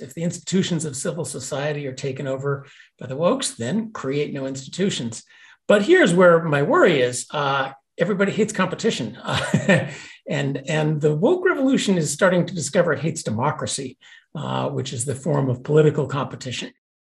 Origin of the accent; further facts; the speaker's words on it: Chicago, Illinois, United States; And Glenn and I grew up in the Chicago of the 1970s, where store after store was boarded up.